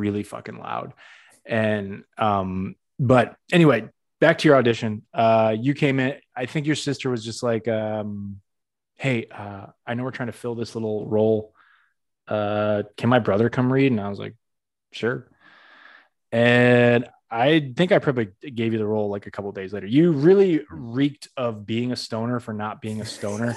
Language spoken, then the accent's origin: English; Massachusetts, United States; moved away; I'm from Massachusetts myself, we're both from Massachusetts